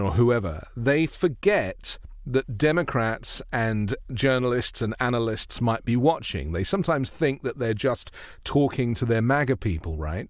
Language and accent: English; United Kingdom; moved away as an adult; now in United States; I'm a British journalist. I've been in the US for seven years